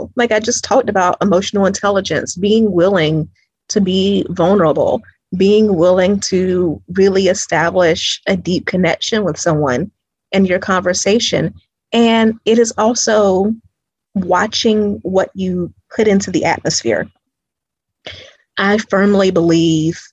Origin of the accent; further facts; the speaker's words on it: Greenville, South Carolina, United States; now in Atlanta, United States; I'm originally from Greenville, South Carolina